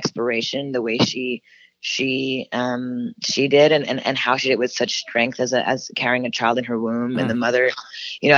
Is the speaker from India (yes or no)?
no; Canada; now in United States; a Canadian woman moving to America